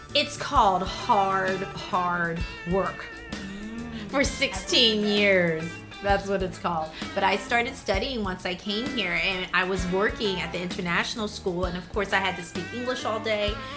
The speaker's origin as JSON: {"language": "English", "town": "Philadelphia", "region": "Pennsylvania", "country": "United States", "moved": "as an adult", "lives_now": "Taiwan", "said": "I'm from the suburbs of Philadelphia and I came to Taiwan 16 years ago"}